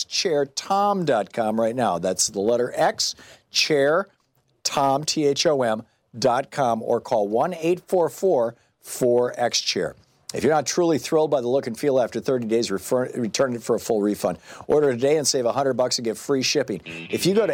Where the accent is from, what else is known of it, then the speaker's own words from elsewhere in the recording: Michigan, United States; I grew up in Michigan.